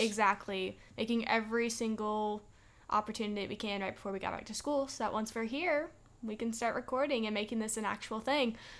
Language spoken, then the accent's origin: English; Texas, United States; now in Alabama, United States; we're from Texas, too.